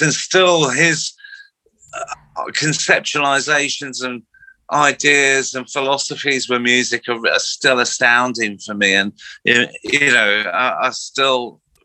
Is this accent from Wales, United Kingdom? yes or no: no; Slough, South East England, United Kingdom; I grew up in Slough